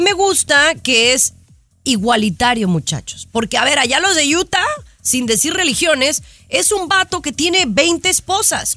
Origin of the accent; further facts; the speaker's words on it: Mexico; yo como mexicana